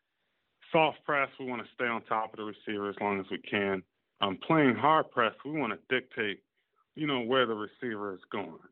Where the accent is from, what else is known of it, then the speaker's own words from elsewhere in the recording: Virginia, United States; I'm from, I was born in Virginia